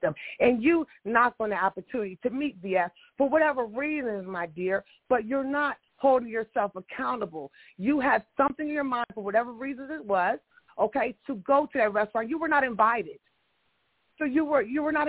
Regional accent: Chicago, Illinois, United States; now in Washington, D.C., United States; I'm from Chicago as well. I'm in D.C. now.

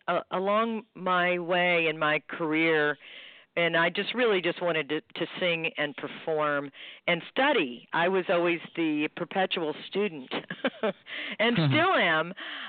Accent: Houston, Texas, United States; he's from my hometown of Houston, and he's, you know, a great, great tenor player

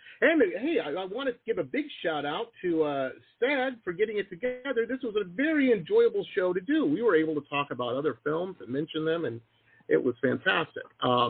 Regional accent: Detroit, Michigan, United States; And I grew up in Detroit, so if I say something's rough, it's pretty rough, you know.

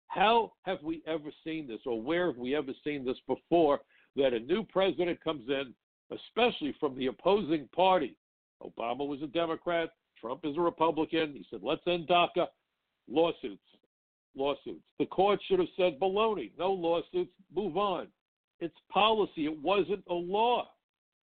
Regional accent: New York, United States; I'm a New Yorker. I love living in New York.

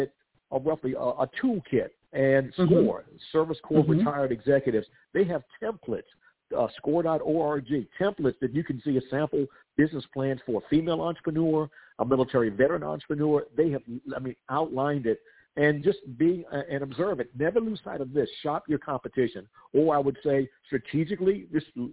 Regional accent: South Carolina, United States; my home state of South Carolina

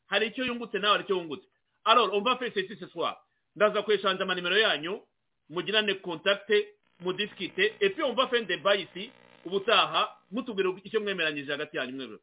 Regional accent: Rwanda; now in United States; nanjye ndi umunyarwanda by the way iyo bavuze u rwanda nanjye nubwo ndi muri amerika mamaze imyaka makumyabiri n'ibiri n'itatu

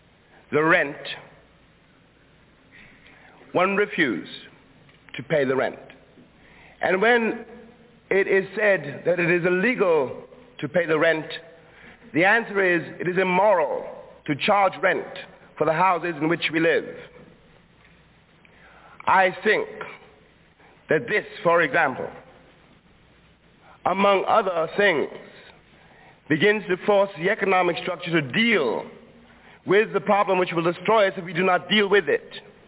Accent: New York City, New York, United States; I was born in Harlem. I was raised in Harlem. And indeed, as long as I live, I will never be able really to leave Harlem.

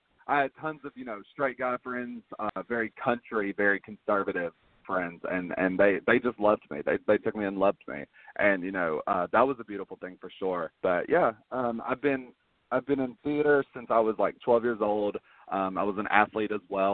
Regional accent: Fayetteville, Tennessee, United States; also born or lived in Maryville, Tennessee; I'm originally from Maryville, which is near Knoxville. And then around the age of 5 years old, I moved to Fayetteville

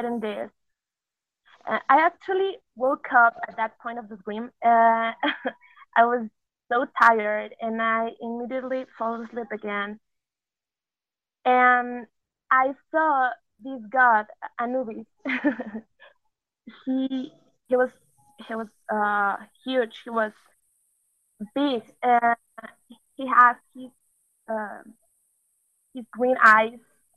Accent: Mexico; English is a second language; I'm from Mexico. Excuse my English, because I'm not so good at it.

